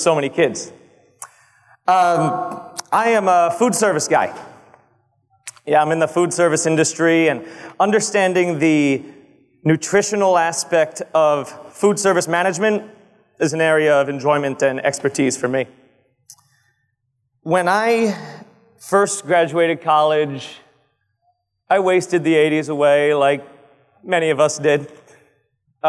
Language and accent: English; Old Bridge, New Jersey, United States; now in Manalapan, United States; I'm in Manalapan, conveniently located to my hometown of Old Bridge